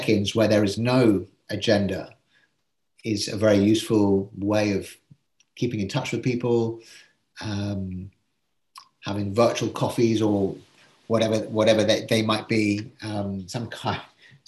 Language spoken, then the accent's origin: English; England, United Kingdom; being English